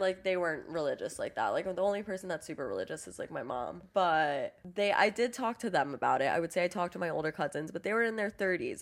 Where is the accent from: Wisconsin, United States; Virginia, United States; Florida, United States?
Florida, United States; Miami; moved away as an adult; I grew up in Miami